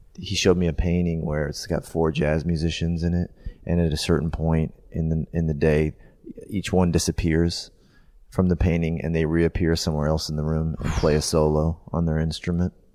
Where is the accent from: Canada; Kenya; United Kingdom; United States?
Canada; as a kid growing up in Canada